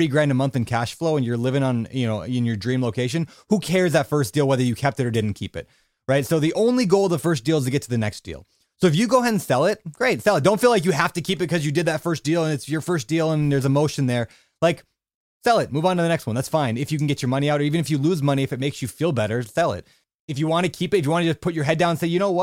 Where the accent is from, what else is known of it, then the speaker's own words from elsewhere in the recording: Minneapolis, Minnesota, United States; now in Hawaii, United States; My hometown, sort